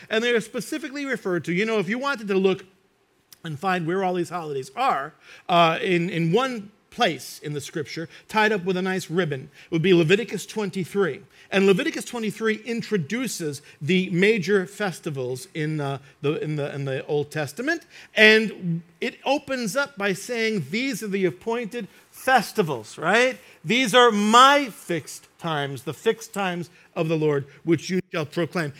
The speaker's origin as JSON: {"language": "English", "country": "United States", "tie": "born or raised there", "said": "I grew up in New York and New Jersey"}